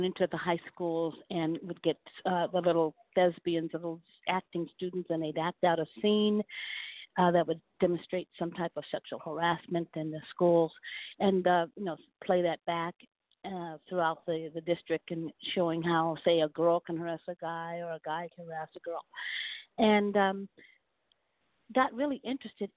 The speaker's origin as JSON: {"language": "English", "town": "Stockton", "region": "California", "country": "United States", "tie": "born or raised there", "said": "I was born and raised in Stockton, California"}